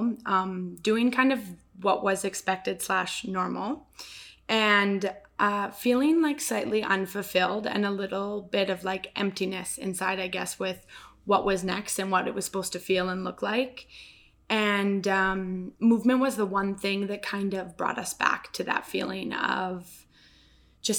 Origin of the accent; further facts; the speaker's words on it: Cochrane, Alberta, Canada; I'm born and raised here in Cochrane, Alberta